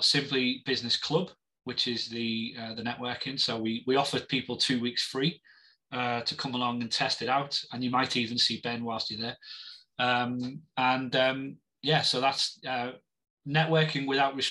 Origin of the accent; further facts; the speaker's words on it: Liverpool, North West England, United Kingdom; I'm a Scouser